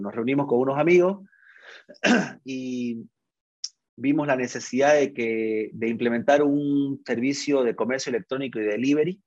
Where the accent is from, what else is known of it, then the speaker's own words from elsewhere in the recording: Santa Cruz de la Sierra, Santa Cruz, Bolivia; yo soy cruceño, 36 años acabo de cumplir casado con, cuatro hijos, ingeniero de sistema de profesión, estudié aquí en, la Universidad Gabriel de Moreno, me formé en Santa Cruz